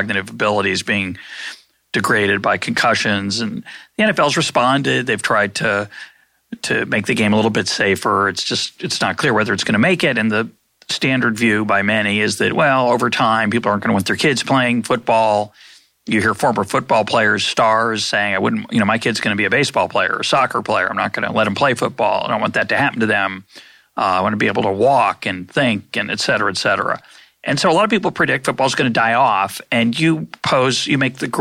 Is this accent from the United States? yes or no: yes; Lexington, Massachusetts, United States; also born or lived in the South; I grew up in Lexington, Massachusetts